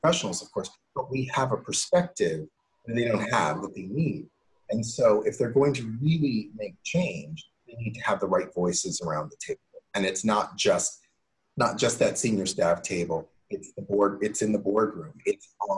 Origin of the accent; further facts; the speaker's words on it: Cincinnati, Ohio, United States; I grew up in Cincinnati